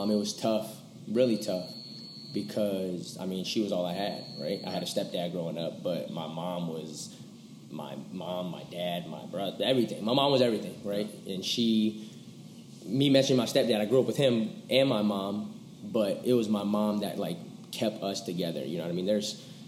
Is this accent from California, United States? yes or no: yes; Seaside, California, United States; I come from California, small city called Seaside, Bay Area, Monterey Bay. Kind of rough area growing up